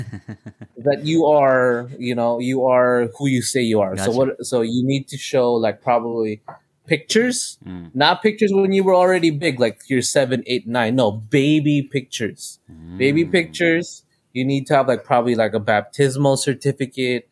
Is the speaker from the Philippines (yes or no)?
yes; Cebu City, Central Visayas, Philippines; English is a second language; moved away as an adult; now in United States; I'm from Cebu City, Philippines. I was born and raised in Cebu